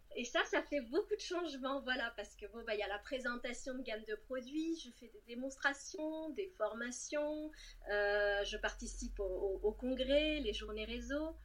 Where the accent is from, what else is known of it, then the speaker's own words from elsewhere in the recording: Cannes, Provence-Alpes-Côte d'Azur, France; moved away as an adult; also born or lived in Lyon / Rouen; je suis née et domiciliée à Cannes